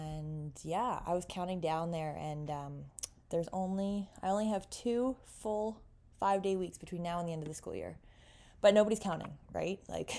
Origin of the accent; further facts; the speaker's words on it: Canada; accent: Canadian; Can you hear my Canadian accent?